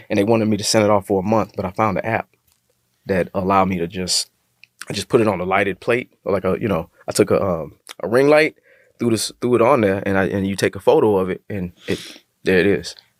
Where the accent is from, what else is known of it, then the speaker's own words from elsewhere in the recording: Texas, United States; I'm from Texas